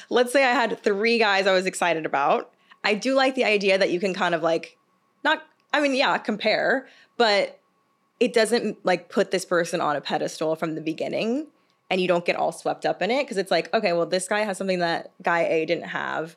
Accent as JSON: {"language": "English", "region": "the South", "country": "United States", "said": "I'm from the South."}